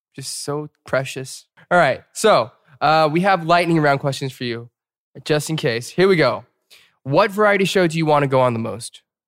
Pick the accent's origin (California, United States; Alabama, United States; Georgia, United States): Georgia, United States; Atlanta; from Atlanta